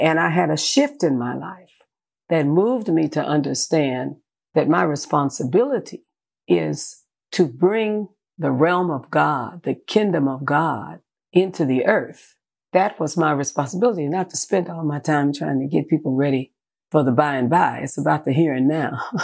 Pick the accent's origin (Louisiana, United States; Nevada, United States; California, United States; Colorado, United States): California, United States; San Francisco; born in San Francisco, California.